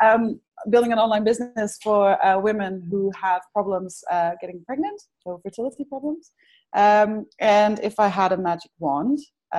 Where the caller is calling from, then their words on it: Netherlands; I'm calling in from the Netherlands.